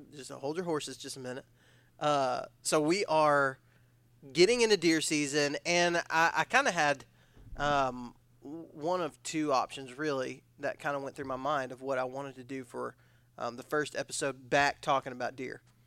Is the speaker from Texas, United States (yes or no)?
yes; Odessa, Texas, United States; moved away; I was from West Texas